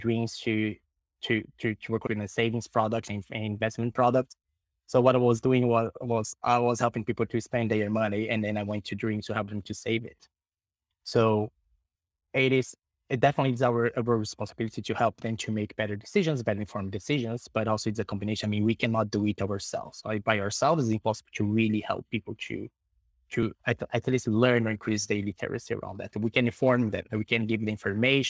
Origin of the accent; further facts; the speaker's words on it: Brazil; moved away; also born or lived in Sweden; Brazil. That is my home country